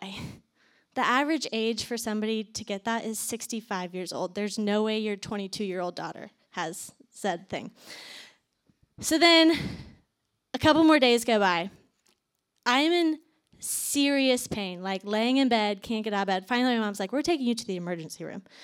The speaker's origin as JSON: {"language": "English", "region": "Virginia", "country": "United States", "also_born_or_lived": "Atlanta, Georgia / Athens, Georgia", "moved": "as an adult", "said": "I am originally from Virginia, moved to Atlanta after college"}